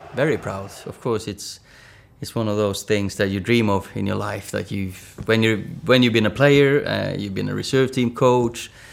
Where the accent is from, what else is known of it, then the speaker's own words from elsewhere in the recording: Northern Norway, Norway; Nå er jeg nordlending